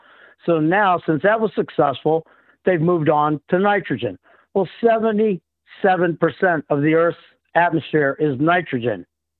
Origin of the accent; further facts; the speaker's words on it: Indiana, United States; also born or lived in Hawaii; Well, I grew up in Indiana after my dad retired out of the Navy. And we went from Hawaii to Indiana.